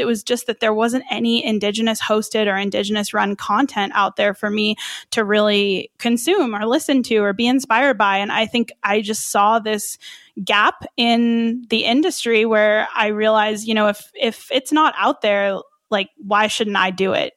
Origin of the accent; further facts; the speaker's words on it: Albuquerque, New Mexico, United States; I was born and raised here in Albuquerque, New Mexico, so that's where I'm based.